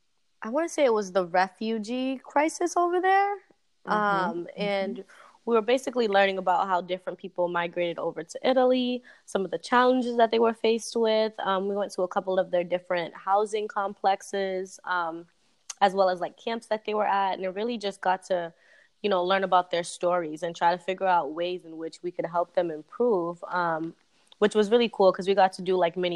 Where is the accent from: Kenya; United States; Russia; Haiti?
Haiti; born there; Well, I was born in Haiti, so that counts.